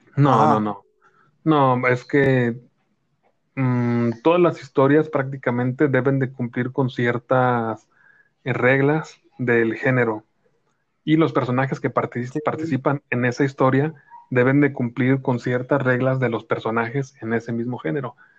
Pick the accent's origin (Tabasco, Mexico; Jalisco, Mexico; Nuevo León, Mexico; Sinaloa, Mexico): Jalisco, Mexico; supuestamente nosotros hablamos cantando aquí en, en Jalisco